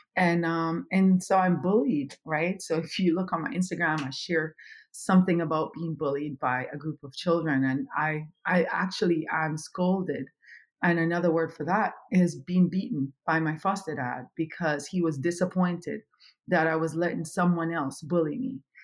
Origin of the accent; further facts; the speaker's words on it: Kingston, Jamaica; moved away as an adult; also born or lived in Europe; now in United States; I am originally from Kingston, Jamaica